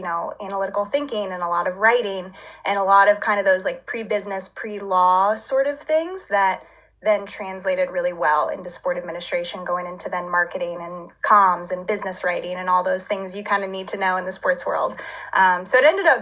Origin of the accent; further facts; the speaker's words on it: Louisville, Kentucky, United States; growing up in Louisville, I lived like 20 minutes away from campus for most of my kind of childhood.